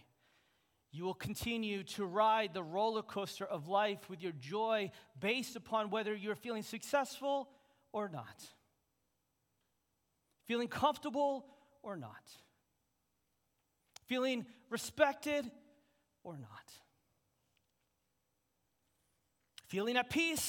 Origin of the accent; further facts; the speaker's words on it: United States; As American Christians